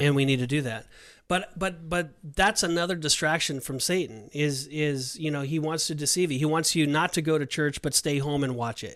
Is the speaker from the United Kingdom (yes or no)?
no; California, United States; now in Orlando, United States; I'm from California